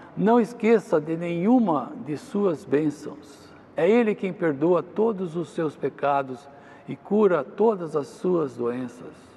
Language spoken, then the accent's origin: Portuguese; Jundiaí, São Paulo, Brazil; ir ao culto da igreja lá em, Jundiaí, onde eu nasci